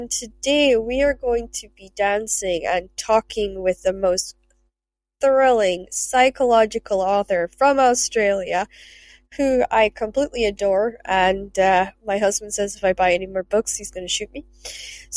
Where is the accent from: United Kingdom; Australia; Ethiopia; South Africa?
United Kingdom; Scotland; accent: Scottish; I am Scottish